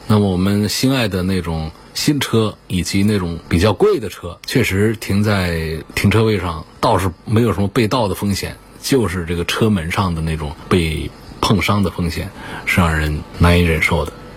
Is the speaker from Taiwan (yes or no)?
no; China; 我们中国人的喜好